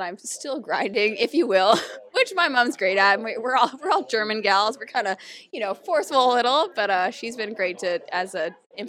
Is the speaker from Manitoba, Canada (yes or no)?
no; Hamilton, Ontario, Canada; I'm actually from Hamilton, Ontario.